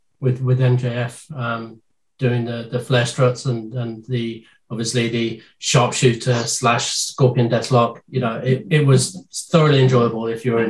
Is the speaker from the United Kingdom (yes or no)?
yes; United Kingdom; Oh, I as a British man being brought up on Carry On.